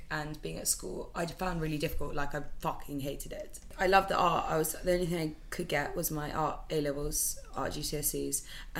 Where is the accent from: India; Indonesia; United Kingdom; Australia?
United Kingdom; Aberdeen, Scotland; my family, I'm from Scotland, so I'm from Aberdeen. I think I'm a true Scot. Like, I think I have the mannerisms of a Scottish person.